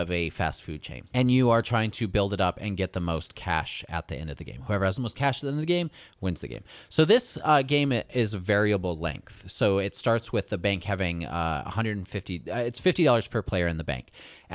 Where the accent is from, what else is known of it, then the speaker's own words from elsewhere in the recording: United States; I'm American